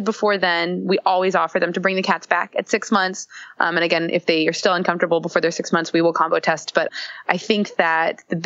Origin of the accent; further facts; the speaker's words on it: the South, United States; I'm from the South myself